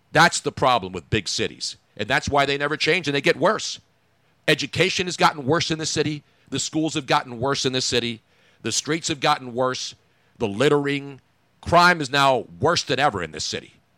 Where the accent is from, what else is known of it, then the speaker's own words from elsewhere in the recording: Philadelphia, Pennsylvania, United States; I grew up here